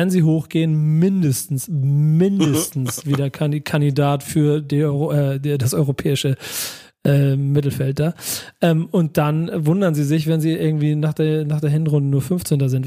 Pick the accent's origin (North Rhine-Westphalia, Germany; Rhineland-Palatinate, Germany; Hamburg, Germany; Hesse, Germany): Hamburg, Germany; Weißt du, guck mal, ich bin aus Hamburg, ne?